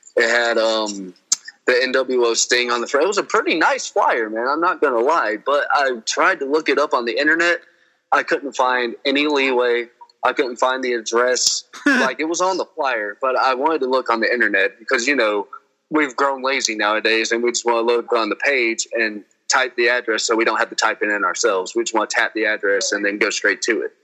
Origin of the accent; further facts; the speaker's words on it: Greenville, South Carolina, United States; moved away as an adult; also born or lived in Charlotte, North Carolina; now in Colorado, United States; I was born in Greenville, South Carolina, and then I started training in 2013 in three count pro wrestling, and then I moved up to Charlotte